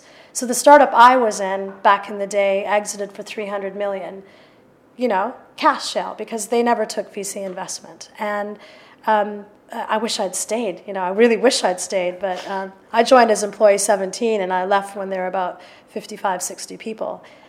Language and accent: English; London, United Kingdom; but I'm a European. Despite this accent, I am a European. I'm a proud European. And I'm a Londoner, and I'm a proud Londoner.